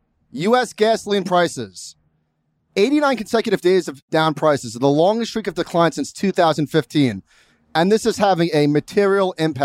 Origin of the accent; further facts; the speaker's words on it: New York, United States; I'm a New Yorker.